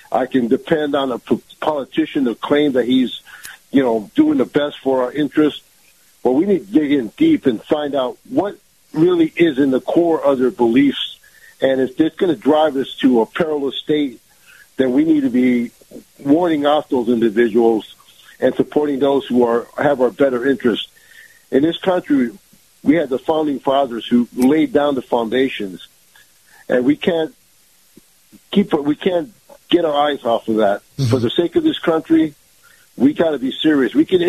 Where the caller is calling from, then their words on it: Tampa, Florida, United States; Good morning, Kyle. … from Tampa.